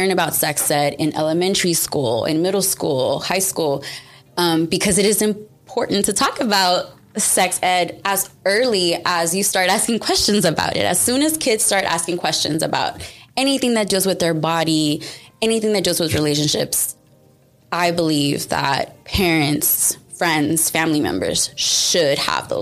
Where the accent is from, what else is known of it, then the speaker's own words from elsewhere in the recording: Houston, Texas, United States; I was born and raised in Houston, Texas